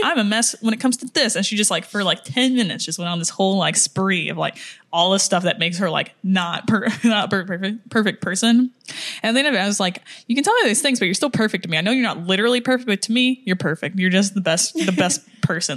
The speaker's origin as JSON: {"language": "English", "country": "United States", "said": "I'm American"}